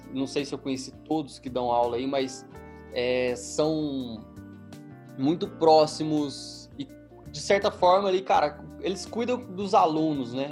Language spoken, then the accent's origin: Portuguese; Minas Gerais, Brazil; Eu sou mineiro